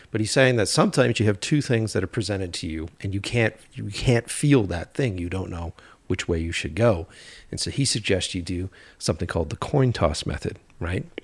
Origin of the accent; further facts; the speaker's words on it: East Coast, United States; I always take self self help books with like a grain of fucking salt because I'm from the East Coast, so I'm like, what's this guy doing?